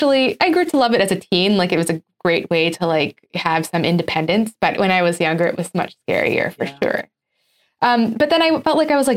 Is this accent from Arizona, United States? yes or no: no; Southern California, United States; moved away; also born or lived in Cairo, Egypt; Yes, I'm going to school in Southern California. I'm going to Catholic school.